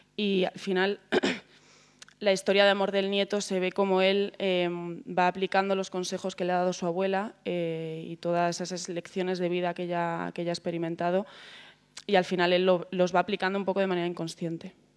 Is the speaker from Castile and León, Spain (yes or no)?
yes; Segovia, Castile and León, Spain; now in Madrid, Spain; vengo de Segovia, vivir en un barrio muy barrio